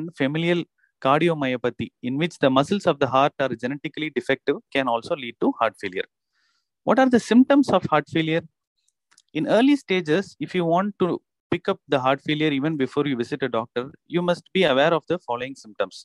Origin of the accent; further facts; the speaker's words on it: Chennai, Tamil Nadu, India; I am from Chennai. I am an interventional cardiologist practicing in Chennai